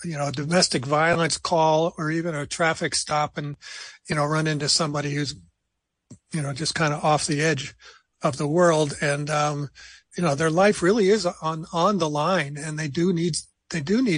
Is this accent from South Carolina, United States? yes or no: no; New Jersey, United States; moved away; I'm from New Jersey originally.